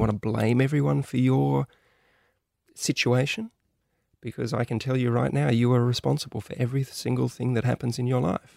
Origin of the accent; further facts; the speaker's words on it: Australia; us growing up in Australia